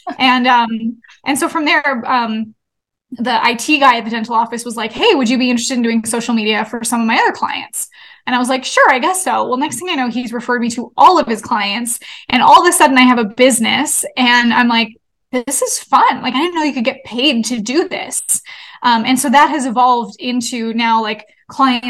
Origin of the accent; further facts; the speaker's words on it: Canada; I'm from Canada, and my parents own a hockey league, which is very Canadian of us